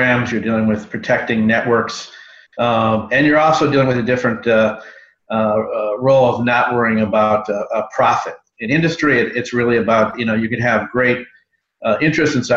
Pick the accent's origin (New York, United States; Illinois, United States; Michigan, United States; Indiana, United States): Illinois, United States; Chicago; moved away as an adult; also born or lived in Washington, D.C.; I'm from Chicago, but I came out to Washington, D.C. like everyone else to start a career